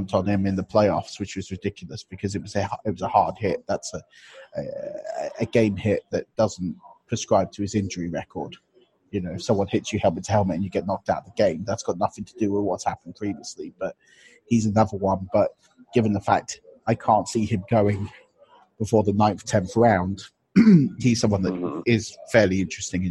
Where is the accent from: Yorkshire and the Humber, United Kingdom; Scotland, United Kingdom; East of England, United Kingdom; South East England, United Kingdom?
East of England, United Kingdom; Potters Bar; I grew up in just outside Potter's Bar. So I know North London quite well.